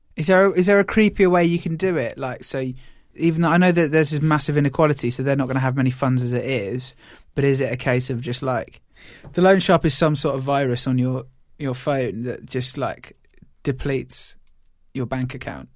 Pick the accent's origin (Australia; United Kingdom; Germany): United Kingdom; we're British